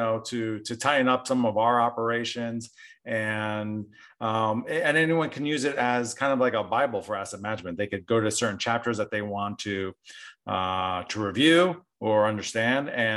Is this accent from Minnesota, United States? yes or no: no; New Jersey, United States; moved away; also born or lived in Southern California; I grew up in New Jersey